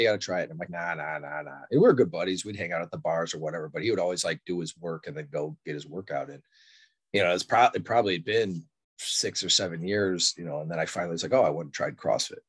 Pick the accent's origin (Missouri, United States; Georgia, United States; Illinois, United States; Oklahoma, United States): Illinois, United States; Elk Grove Village; also born or lived in Wood Dale, Illinois; now in Elmhurst, United States; I was born in Elk Grove Village at uh, Alexian Brothers Hospital